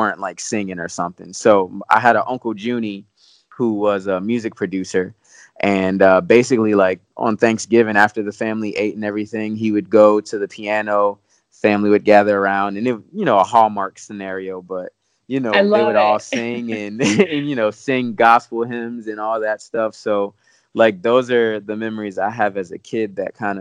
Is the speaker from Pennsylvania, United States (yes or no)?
yes; Williamsport, Pennsylvania, United States; moved away; I'm from Williamsport, Pennsylvania.